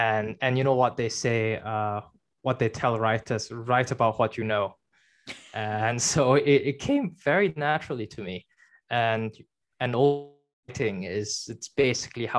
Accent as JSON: {"language": "English", "country": "China", "tie": "born or raised there", "moved": "yes", "said": "I was born in China"}